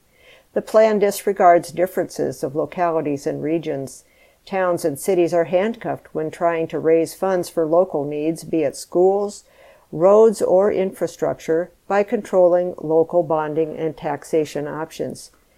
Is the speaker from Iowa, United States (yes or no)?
yes; Pleasantville, Iowa, United States; I grew up in one of those communities. Pleasantville, population 1,600. I love my hometown, but small towns like mine shouldn't decide what books are banned from libraries in cities like Cedar Rapids.